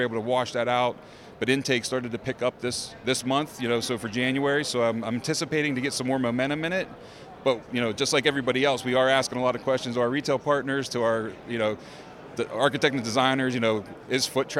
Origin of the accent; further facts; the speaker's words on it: outside of Pittsburgh, Pennsylvania, United States; I'm a Pennsylvania guy. I grew up outside of Pittsburgh